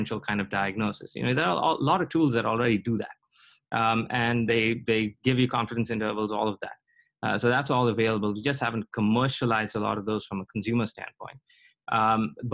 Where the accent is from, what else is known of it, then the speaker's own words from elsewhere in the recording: India; now in United States; I come from India